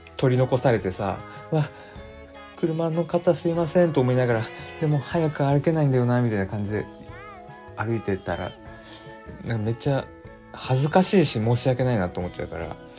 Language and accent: Japanese; Aichi, Japan; accent: Nagoya dialect; now in Tokyo, Japan; 俺の地元って交通事故ナンバーワンの愛知県